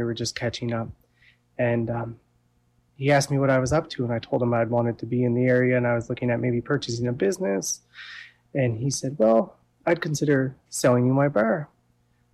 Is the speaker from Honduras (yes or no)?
no; Amherst, Nova Scotia, Canada; moved away as an adult; also born or lived in British Columbia / Alberta; Originally, I'm from Amherst.